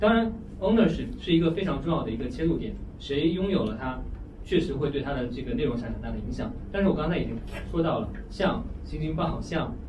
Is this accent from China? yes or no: yes; China; 这个我们中国人批判美国的时候，就会说你们这些媒体实际上都是为这个大财团发声的，对吧？